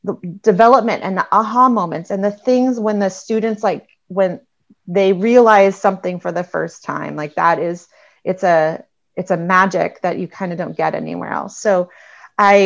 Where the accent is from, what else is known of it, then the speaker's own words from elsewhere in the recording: California, United States; moved away as an adult; also born or lived in Missouri; growing up in California, I had like a decent amount of Spanish background